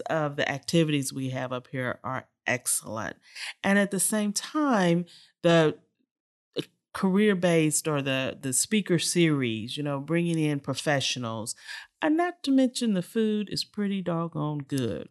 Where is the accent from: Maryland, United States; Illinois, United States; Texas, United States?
Texas, United States; Houston; this little girl, born and raised in Sunnyside, Texas